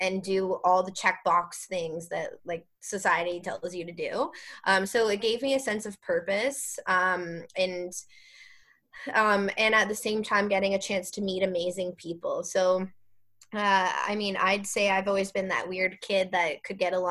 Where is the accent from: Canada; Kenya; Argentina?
Canada; Waterloo Region, Ontario; moved away as an adult; now in Halton Region, Canada; I grew up in Waterloo region. I now live in Halton region